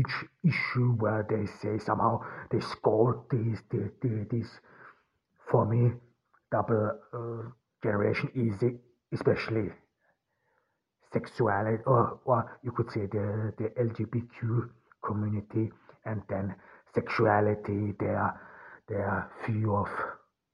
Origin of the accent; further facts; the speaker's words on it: Ordu, Turkey; I am here in Turkey. I am from Ordu. I'm here in Ordu